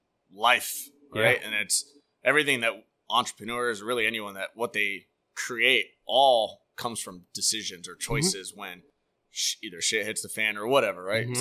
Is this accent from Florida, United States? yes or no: yes; Orlando, Florida, United States; I grew up on Curry Ford and Econ.